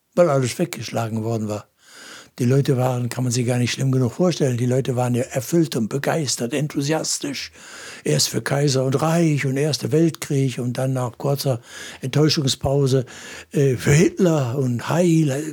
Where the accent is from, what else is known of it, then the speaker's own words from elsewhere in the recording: Essen, North Rhine-Westphalia, Germany; now in Kassel, Germany; Als ich selbst zum Glauben gekommen war, so als Junge in der Großstadt Essen